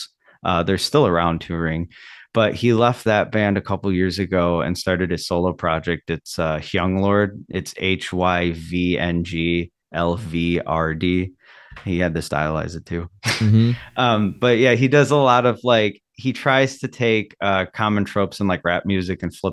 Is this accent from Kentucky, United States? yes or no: no; Illinois, United States; now in Milwaukee, United States; I'm from Illinois initially